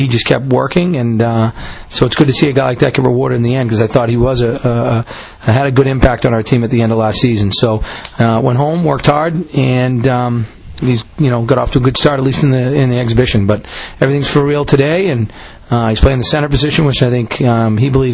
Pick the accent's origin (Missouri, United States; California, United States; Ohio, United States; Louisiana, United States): Missouri, United States; I'm from Missouri. That's the show me state